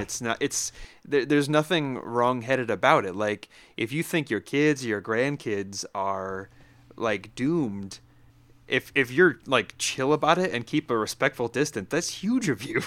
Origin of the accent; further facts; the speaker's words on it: upstate New York, United States; moved away; I grew up in upstate new york like 20 minutes from where daryl's sitting right now